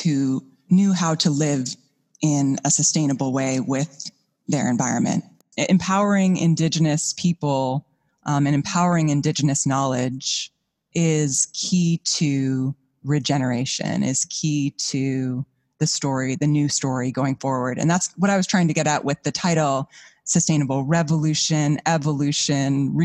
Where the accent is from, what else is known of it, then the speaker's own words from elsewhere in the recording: Hudson Valley, New York, United States; moved away as an adult; also born or lived in Vermont; I'm from the Hudson Valley of New York. And so my first memories of nature are there.